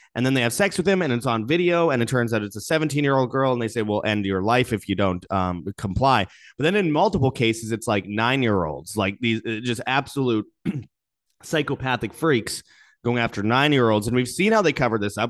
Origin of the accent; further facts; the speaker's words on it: Winnipeg, Manitoba, Canada; Peter Nygaard's from Winnipeg, Canada, my hometown